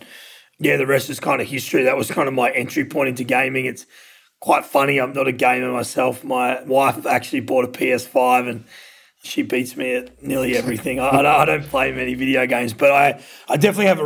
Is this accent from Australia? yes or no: yes; Australia; moved away as an adult; also born or lived in Los Angeles, United States; now in Dallas, United States; So I'm Australian, which you can probably tell from my accent, but I've been over in the States for about 8.5 years.